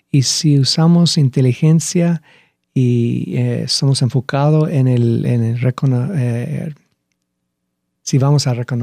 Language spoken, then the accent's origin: Spanish; Lima, Peru; Bueno, crecí en Lima. crecí siete años en Lima.